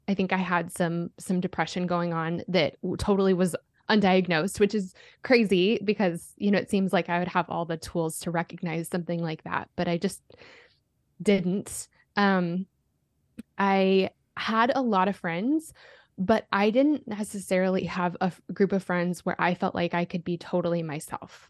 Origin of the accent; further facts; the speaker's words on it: Colorado, United States; growing up in Colorado